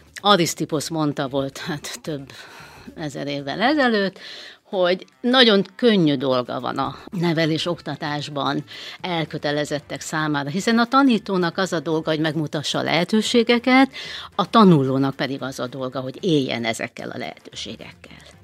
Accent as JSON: {"language": "Hungarian", "region": "Transylvania", "country": "Romania", "moved": "as an adult", "lives_now": "Hungary", "said": "Erdélyből, Romániából Erdélyből származom, harminchárom éve élek Magyarországon"}